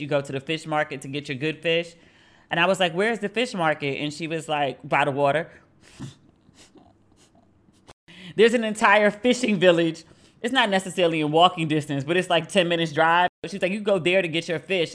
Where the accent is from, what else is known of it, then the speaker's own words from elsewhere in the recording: Maryland, United States; moved away as an adult; now in Accra, Ghana; I am from Maryland